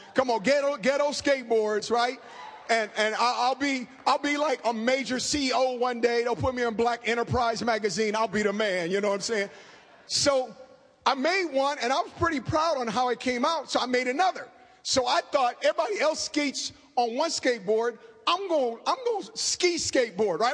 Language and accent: English; Oakland, California, United States; I grew up in inner city Oakland.